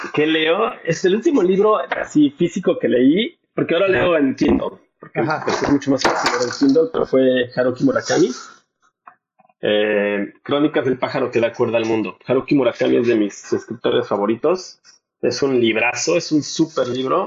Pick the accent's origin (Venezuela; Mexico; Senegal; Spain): Mexico; moved away; los mexicanos la adoptamos